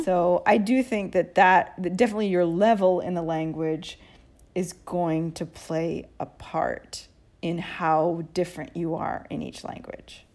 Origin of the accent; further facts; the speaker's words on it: United States; now in Italy; I'm American